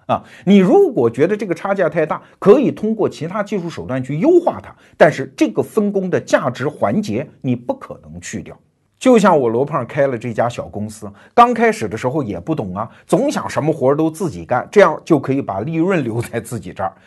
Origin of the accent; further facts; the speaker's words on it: China; 我们中国人